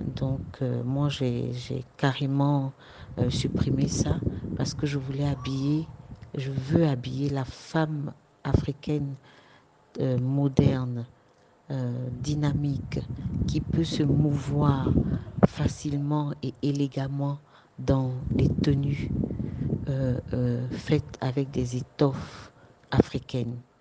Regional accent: Côte d’Ivoire; de chez nous en Côte d'Ivoire

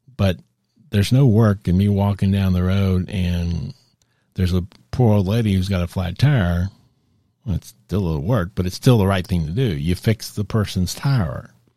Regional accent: Texas, United States; I'm a native Texan.

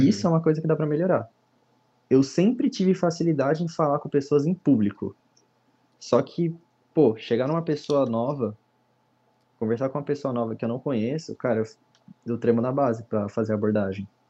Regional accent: São Maria do Campo, São Paulo, Brazil; sou aqui de São Maria do Campo, em São Paulo

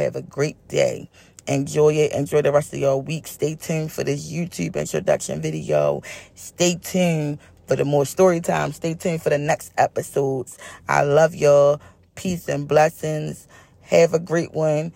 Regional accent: Baltimore, Maryland, United States; I am a girl born and raised in East Baltimore

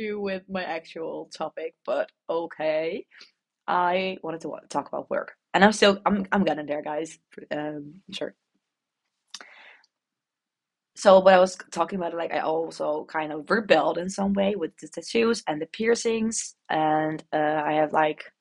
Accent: Netherlands; accent: Dutch posh; English is a second language; the Dutch poshy accent

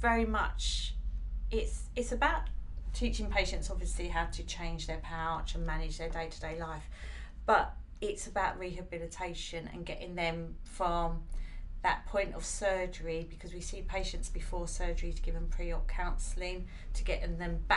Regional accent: United Kingdom; We're British

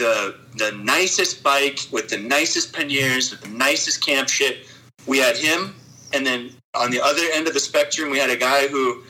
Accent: United States; I'm an American dude

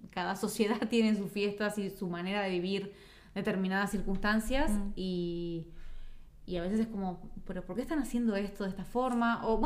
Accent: Argentina; Yo de repente conozco a alguien, yo que sé, uruguayo, soy argentino

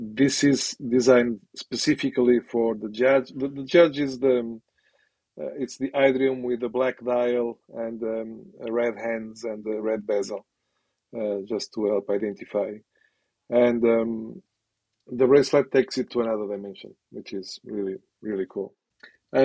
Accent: Portugal; now in United Kingdom; I am from Portugal originally.

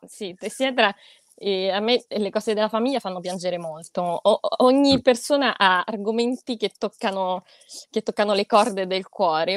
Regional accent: Rome, Lazio, Italy; nata e cresciuta a Roma, in realtà sono italianissima

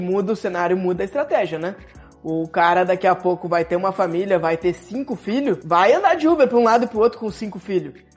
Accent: São Jerônimo, Rio Grande do Sul, Brazil; also born or lived in Porto Alegre; now in São Paulo, Brazil; Eu nasci em São Jerônimo, fui a Porto Alegre, hoje estou, hoje eu moro em São Paulo

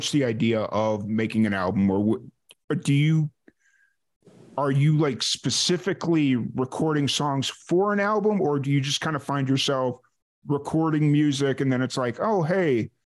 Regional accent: Chicago, Illinois, United States; growing up in South Chicago

